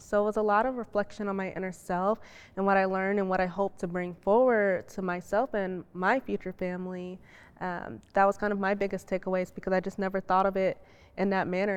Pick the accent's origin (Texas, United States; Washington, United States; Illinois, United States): Illinois, United States; Chicago; being Muslim and being black and growing up in Chicago